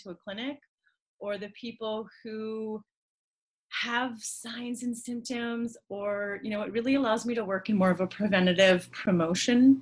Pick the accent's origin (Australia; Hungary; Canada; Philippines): Canada; I am a physiotherapist from Canada